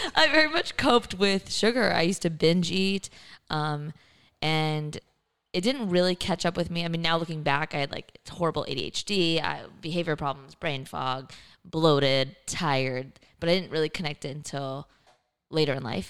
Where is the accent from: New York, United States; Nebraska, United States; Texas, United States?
Texas, United States; Kingwood; also born or lived in New Orleans, Louisiana; I was born in New Orleans, but grew up in Kingwood, which is near Houston